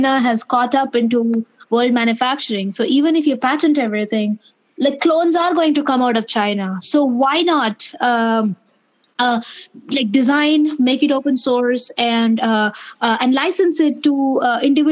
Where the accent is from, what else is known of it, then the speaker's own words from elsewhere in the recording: North India, India; moved away as an adult; now in Bay Area, United States; I grew up in the north of India, but my family is from the south of India.